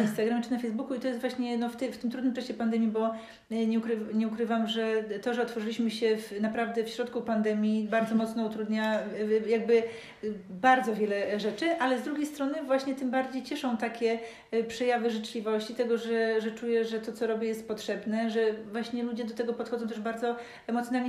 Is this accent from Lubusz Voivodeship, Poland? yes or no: yes; Gorzów Wielkopolski, Lubusz Voivodeship, Poland; moved away as an adult; also born or lived in Hamburg, Germany; now in Szczecin, Poland; mieszkałam w Gorzowie do 20 roku życia, potem przez 7 lat mieszkałam e, w Hamburgu, to no, wychowałam się w ogóle w wieżowcu